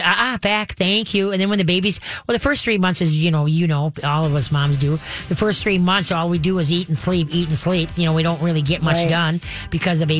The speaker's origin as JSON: {"language": "English", "town": "Roseville", "region": "Minnesota", "country": "United States", "tie": "born or raised there", "said": "I grew up on Alameda"}